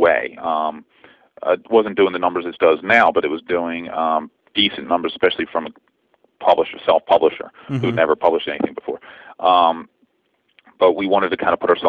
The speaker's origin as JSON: {"language": "English", "town": "Philadelphia", "region": "Pennsylvania", "country": "United States", "also_born_or_lived": "Los Angeles", "moved": "as an adult", "said": "I'm from Philadelphia originally"}